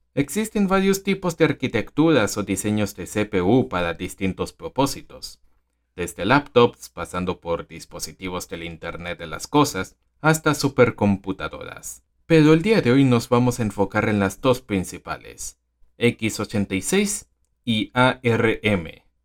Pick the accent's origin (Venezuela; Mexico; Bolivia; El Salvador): Venezuela; en mi país, Venezuela